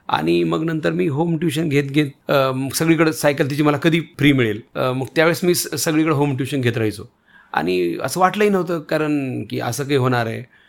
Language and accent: Marathi; Renapur, Maharashtra, India; मी माझं गाव रेणापूर